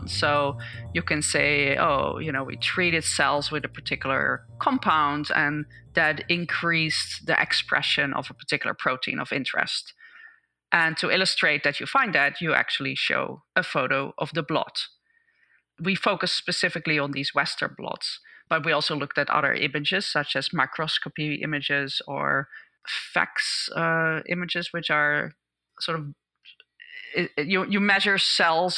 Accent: Netherlands; moved away as an adult; now in United States; I grew up in the Netherlands and did my PhD there, and I moved to the US in 2001

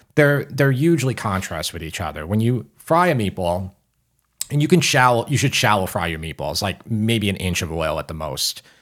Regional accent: Long Island, New York, United States; We're both from Long Island

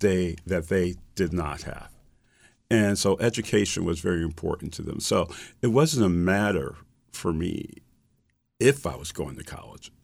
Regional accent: Springfield, Massachusetts, United States; I grew up in Springfield, Massachusetts.

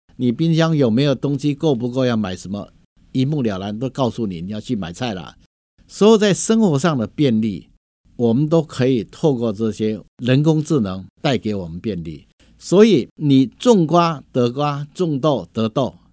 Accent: Hsinchu County, Taiwan; 我们是土生土 长在新竹县这一块土地

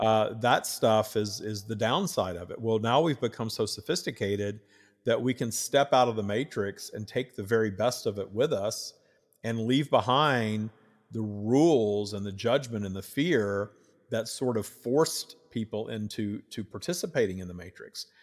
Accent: the South, United States; I grew up in the South wi-, with the Southern Baptists

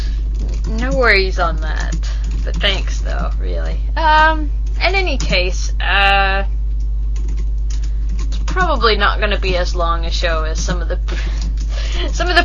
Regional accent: United States; I'm an American

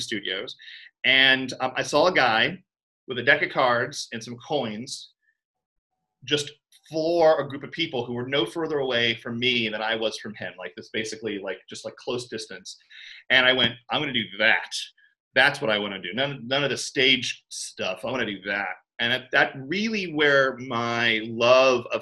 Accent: Orlando, Florida, United States; I grew up in Orlando, Florida, cultural center of the world

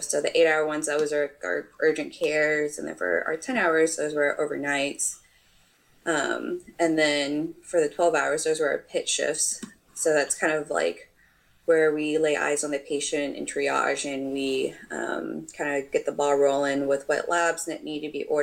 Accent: Texas, United States; moved away as an adult; also born or lived in New York; So I'm from Texas originally. Um, and then I got married in 2019, and my husband's in the army. So then that's what brought me to New York.

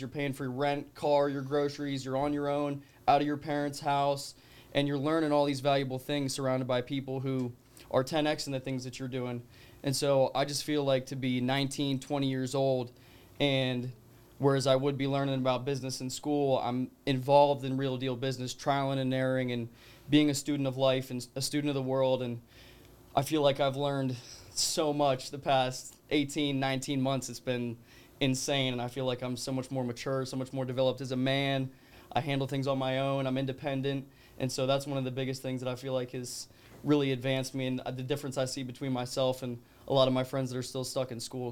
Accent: Colorado, United States; moved away; I'm originally from Colorado

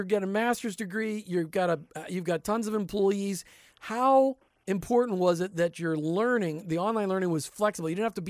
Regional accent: Minnesota, United States; now in Florida, United States; I live in Florida now where everybody is freakishly excited about college football. And they say, …, what about you? Who do you root for? I'm like, I grew up in Minnesota.

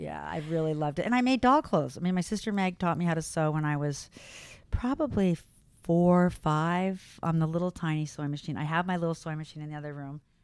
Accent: La Jolla, California, United States; moved away as an adult; now in Boston, United States; I grew up in Southern California, in La Jolla, near San Diego, born and raised there.

